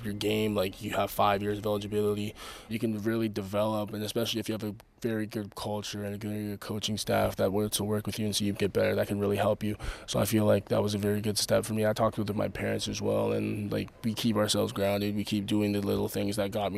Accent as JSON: {"language": "English", "country": "Canada", "said": "being a Canadian"}